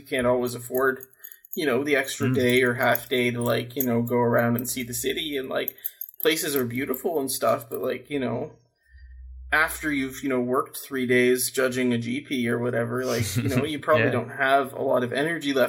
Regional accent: Toronto, Ontario, Canada; moved away; also born or lived in Finland; I'm originally from Canada, from the Toronto area

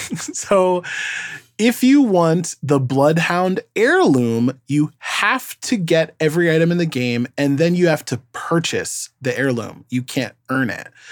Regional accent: New York, United States; as a New Yorker

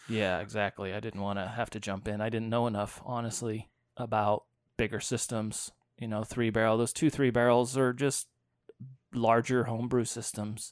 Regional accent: Fort Collins, Colorado, United States; I grew up born and raised in Fort Collins.

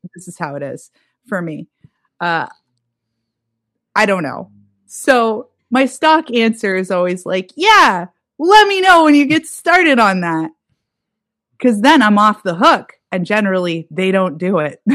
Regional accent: Erie, Pennsylvania, United States; also born or lived in Pittsburgh, Pennsylvania; now in New York City, United States; my hometown's Erie, Pennsylvania

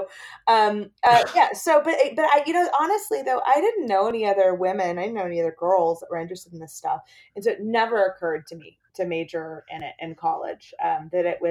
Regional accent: Amarillo, Texas, United States; I grew up in Amarillo, Texas, which is in the Panhandle

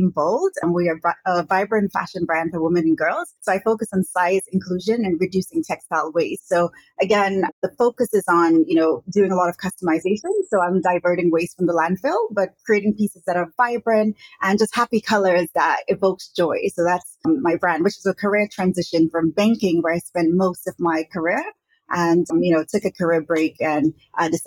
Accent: Brooklyn, New York, United States; also born or lived in St. Vincent and the Grenadines; now in Hong Kong; so I am from the Caribbean islands of St. Vincent and the Grenadines. I grew up in Brooklyn, New York, and I've been an expat living in Hong Kong for almost 12 years.

